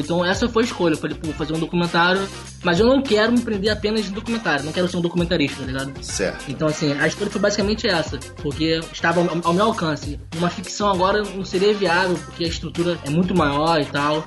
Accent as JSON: {"language": "Portuguese", "region": "Rio de Janeiro", "country": "Brazil", "said": "eu também sou do Rio de Janeiro"}